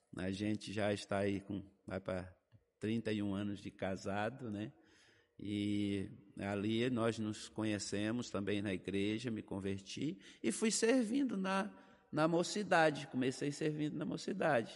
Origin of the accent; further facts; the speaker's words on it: Bahia, Brazil; moved away as an adult; also born or lived in Fernandópolis, São Paulo; Morei por oito anos na Bahia